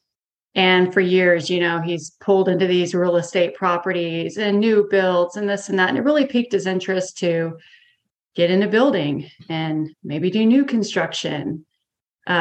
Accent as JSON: {"language": "English", "area": "an hour north of Corpus Christi", "region": "South Texas", "country": "United States", "tie": "born or raised there", "said": "I grew up here and then moved away closer to Corpus for a few years for college."}